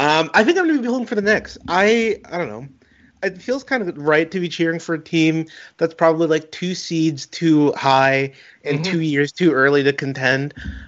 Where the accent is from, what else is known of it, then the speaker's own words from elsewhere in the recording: Toronto, Ontario, Canada; It's one of my, you know, favorite memories of growing up in Rexdale